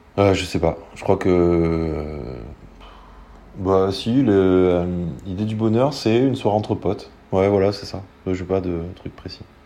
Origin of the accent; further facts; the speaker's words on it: Soulac-sur-Mer, Nouvelle-Aquitaine, France; je viens de Soulac